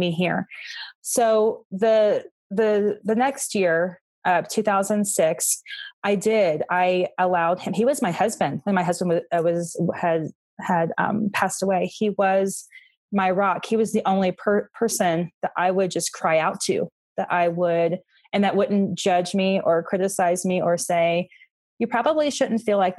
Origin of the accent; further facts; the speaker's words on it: Florida, United States; moved away as an adult; now in Colorado, United States; I was from Florida